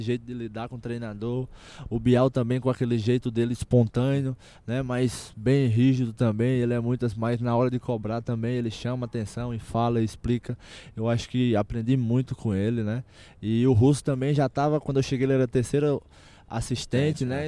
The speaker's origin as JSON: {"language": "Portuguese", "town": "Campina Grande", "region": "Paraíba", "country": "Brazil", "tie": "born or raised there", "moved": "yes"}